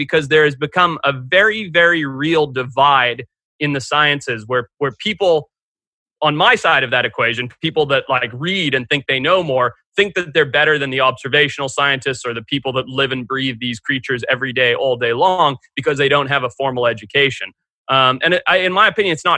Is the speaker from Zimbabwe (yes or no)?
yes; Zimbabwe; also born or lived in California; now in Santa Barbara, United States; growing up in Zimbabwe. And then when I moved to California